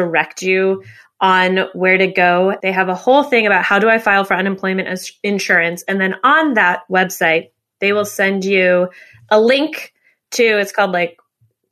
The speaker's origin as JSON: {"language": "English", "country": "United States", "also_born_or_lived": "New York", "said": "I'm an American, live in New York"}